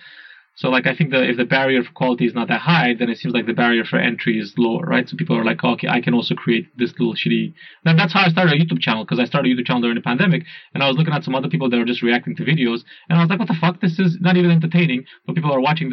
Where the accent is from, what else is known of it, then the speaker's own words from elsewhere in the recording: Romania; also born or lived in Singapore; now in Berlin, Germany; I'm from Romania